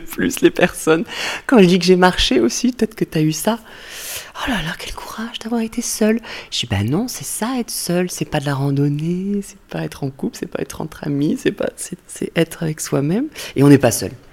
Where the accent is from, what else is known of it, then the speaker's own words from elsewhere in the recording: Castries, Occitania, France; moved away; là où j'ai grandi, chez mes parents, où j'étais en vacances cet été, Castries, à côté de Montpellier